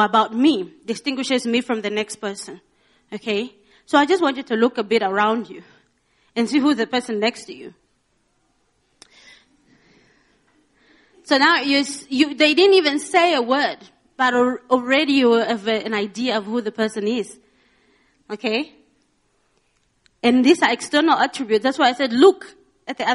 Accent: Rundu, Kavango East, Namibia; I look like I'm from Windhoek, but I know I'm from Rundu

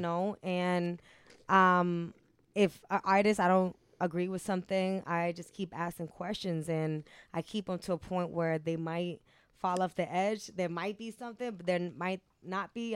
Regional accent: Cambridge, Massachusetts, United States; I'm from Cambridge.

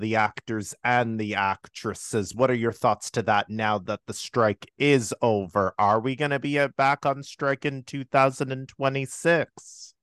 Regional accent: Toronto, Ontario, Canada; We're both from Toronto

